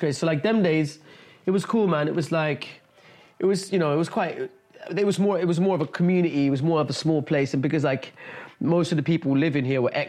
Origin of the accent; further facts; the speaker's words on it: India; also born or lived in Dubai; I'm Indian. I was born in Dubai.